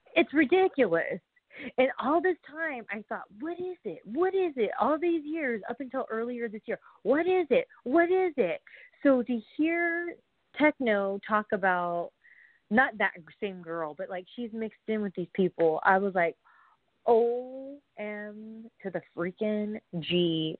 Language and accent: English; Southern California, United States; I'm from California, SoCal, I'm from like the 909